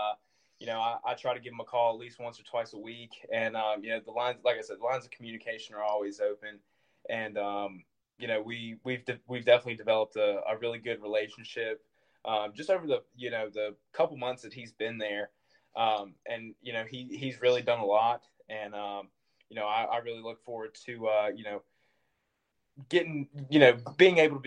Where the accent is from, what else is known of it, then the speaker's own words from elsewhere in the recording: South Carolina, United States; playing for my home state, you know, playing for South Carolina